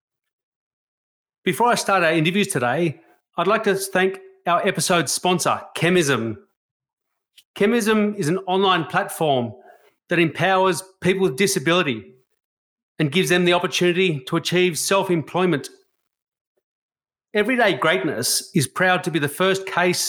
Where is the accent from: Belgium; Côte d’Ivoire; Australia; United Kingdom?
Australia; being an Australian